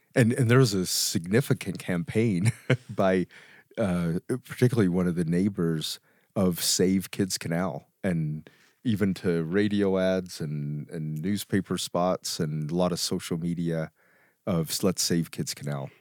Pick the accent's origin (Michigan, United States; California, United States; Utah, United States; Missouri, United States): Utah, United States; Vernal; I grew up in Vernal